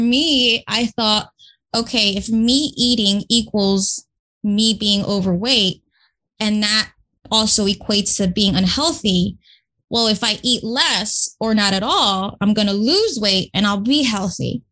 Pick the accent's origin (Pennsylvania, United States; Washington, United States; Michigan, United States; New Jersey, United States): New Jersey, United States; Newark; I grew up in Newark, New Jersey, first generation from immigrant parents